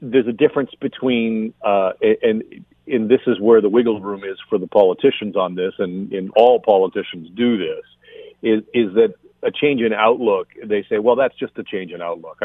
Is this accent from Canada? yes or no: yes; Burlington, Ontario, Canada; I grew up in Burlington